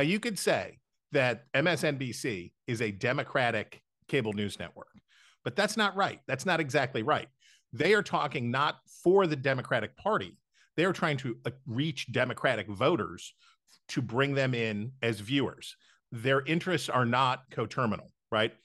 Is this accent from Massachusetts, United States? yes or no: no; West Virginia, United States; moved away; almost all of my life in West Virginia, growing up in West Virginia, and until about the time that I left the state